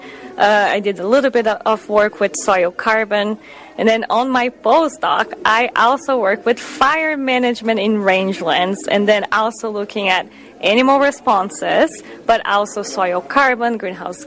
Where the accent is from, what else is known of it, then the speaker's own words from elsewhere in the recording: Brazil; English is a second language; moved away as an adult; now in Wisconsin, United States; Yes, I do have a little bit of an accent. So I grew up in Brazil